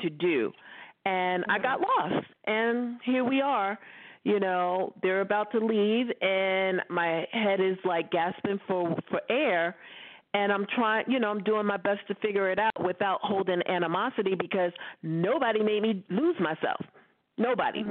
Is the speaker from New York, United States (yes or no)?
yes; New York City, New York, United States; I grew up in Brooklyn.